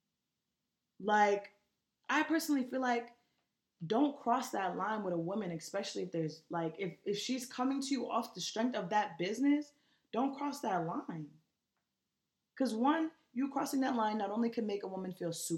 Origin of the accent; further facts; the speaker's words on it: New York, United States; I'm from New York